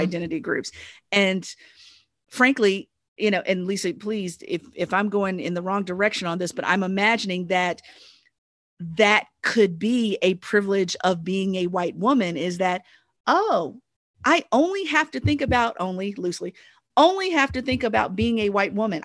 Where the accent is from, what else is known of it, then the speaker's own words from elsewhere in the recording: United States; ourselves as Americans